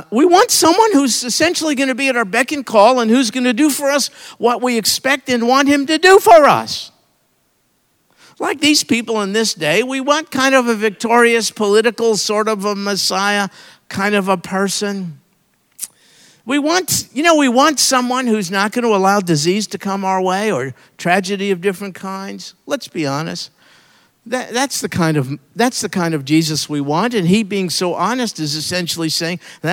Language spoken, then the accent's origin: English; New York, United States; I'm from New York